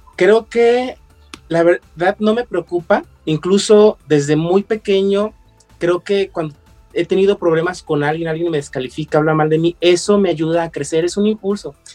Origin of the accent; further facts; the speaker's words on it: León, Guanajuato, Mexico; yo como buen leonés me dedicaba al calzado